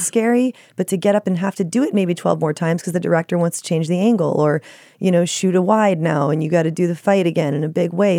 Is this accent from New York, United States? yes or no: no; Dallas, Texas, United States; now in Los Angeles, United States; I grew up in Dallas, Texas